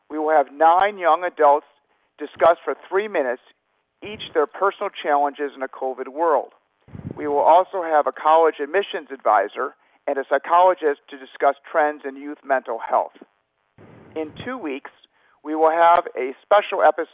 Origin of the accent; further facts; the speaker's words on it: Chicago, Illinois, United States; my hometown of Chicago